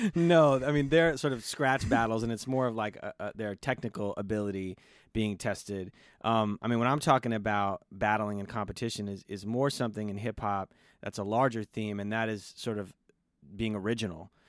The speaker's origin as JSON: {"language": "English", "town": "Los Angeles", "region": "California", "country": "United States", "tie": "born or raised there", "said": "growing up in Los Angeles"}